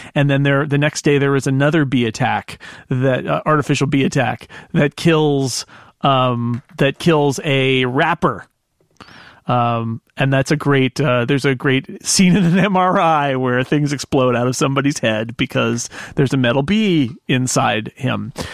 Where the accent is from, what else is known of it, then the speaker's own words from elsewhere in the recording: California, United States; being a Californian